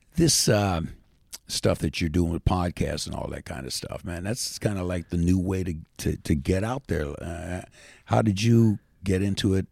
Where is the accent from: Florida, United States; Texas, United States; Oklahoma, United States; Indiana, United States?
Indiana, United States; moved away as an adult; also born or lived in Washington, D.C.; we're just a couple of hillbillies from Indiana